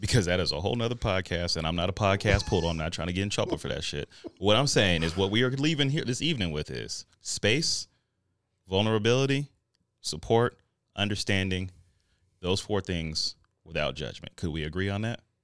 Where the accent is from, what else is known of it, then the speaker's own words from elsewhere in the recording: Denver, Colorado, United States; I'm from Denver.